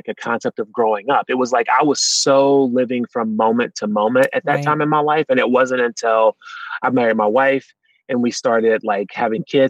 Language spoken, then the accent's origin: English; Martinsville, Virginia, United States; moved away as an adult; also born or lived in New England; now in New Hampshire, United States; I grew up in Southwestern Virginia. I was born in Martinsville, Virginia.